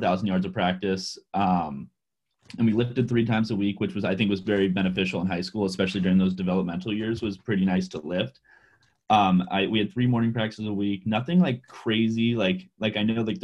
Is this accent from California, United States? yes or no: yes; California, United States; moved away as an adult; also born or lived in Iowa; you're in California like me